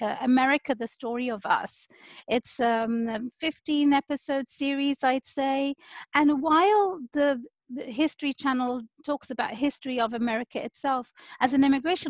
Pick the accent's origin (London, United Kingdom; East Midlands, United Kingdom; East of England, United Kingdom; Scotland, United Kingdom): London, United Kingdom; moved away as an adult; now in Seattle, United States; I was born and raised in the UK, London